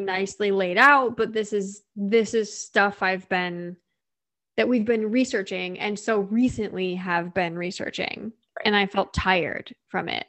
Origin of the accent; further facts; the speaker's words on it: Midwest, United States; I'm from the Midwest